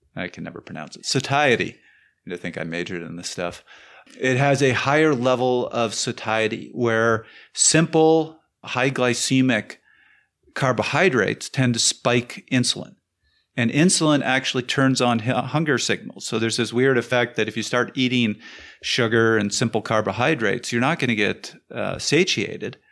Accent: Canada

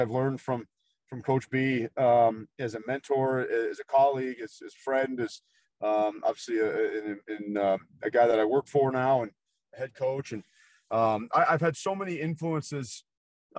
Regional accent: Nebraska, United States; I grew up in Nebraska

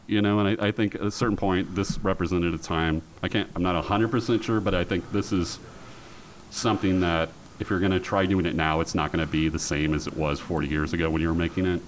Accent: Portland, Oregon, United States; I grew up in Portland

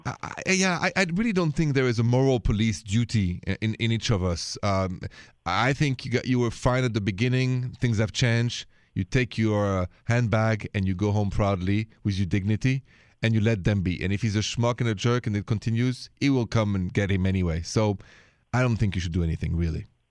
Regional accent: Paris, Île-de-France, France; accent: French; English is a second language; moved away; I'm from Paris

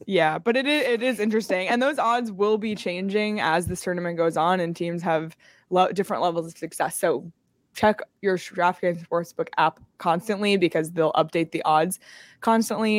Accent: Canada; moved away; growing up in Canada, not only did I grow up in Canada

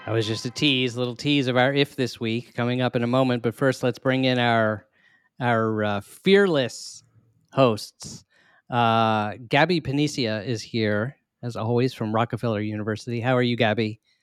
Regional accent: Maryland, United States; we are both from Maryland

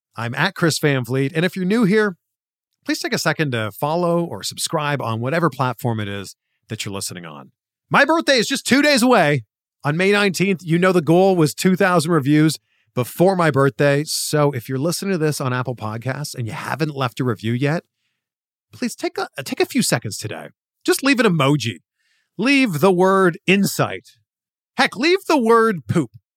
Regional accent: Canada; my home country of Canada

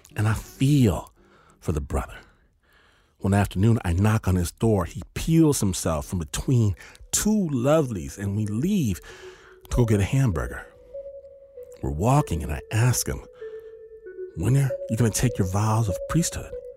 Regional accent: Michigan, United States; I'm from Michigan, not LA, not New York

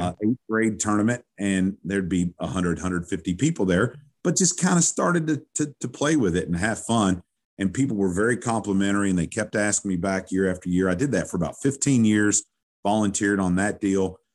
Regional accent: Owensboro, Kentucky, United States; moved away as an adult; now in Louisville, United States; growing up in Owensboro, Kentucky

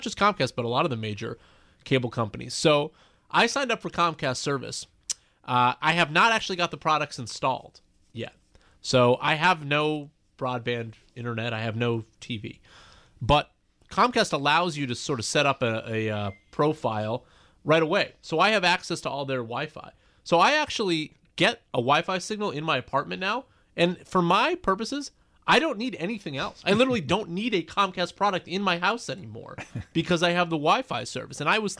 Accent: Boston, Massachusetts, United States; I'm from Boston, but not a New England Patriots fan.

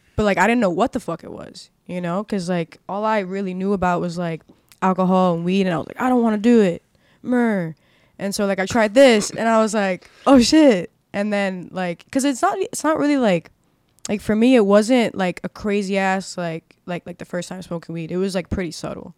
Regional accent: Miami, Florida, United States; I was born and raised in Miami

